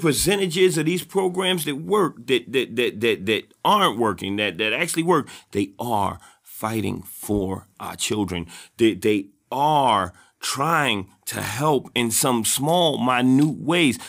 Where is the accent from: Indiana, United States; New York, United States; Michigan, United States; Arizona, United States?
New York, United States; New York City; also born or lived in Harlem; I'm from the South Bronx